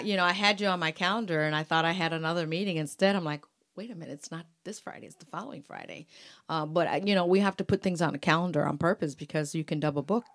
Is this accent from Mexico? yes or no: yes; Mexico; moved away; that's my culture, that's my music, I'm from Mexico